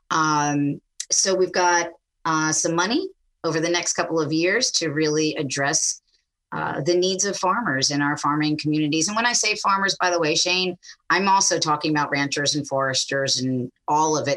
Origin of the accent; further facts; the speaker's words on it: Knoxville, Tennessee, United States; accent: Jersey; I'm I'm a little suburban girl from Knoxville, Tennessee. My accent's from Jersey because my parents just kept telling me to walk the dog.